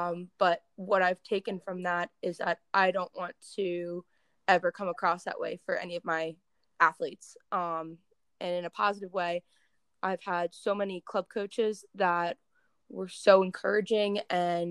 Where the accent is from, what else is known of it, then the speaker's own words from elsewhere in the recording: Clarksville, Maryland, United States; I grew up in Clarksville, Maryland